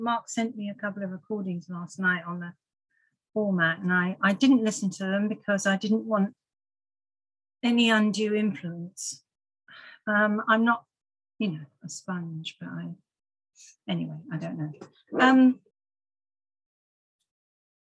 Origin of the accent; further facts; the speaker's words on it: Farnborough, South East England, United Kingdom; I was born and raised in Farnborough, started drinking quite young